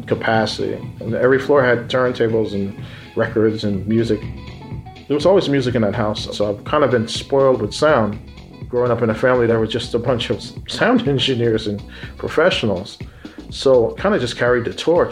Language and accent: English; East Orange, New Jersey, United States; I grew up in East Orange, and there was a place called the Ormont Theater